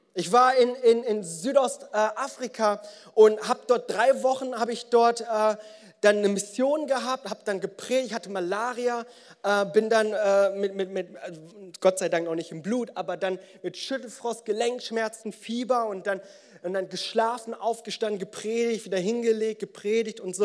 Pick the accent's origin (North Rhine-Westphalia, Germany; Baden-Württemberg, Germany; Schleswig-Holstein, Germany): North Rhine-Westphalia, Germany; Bonn; unter uns Bonnern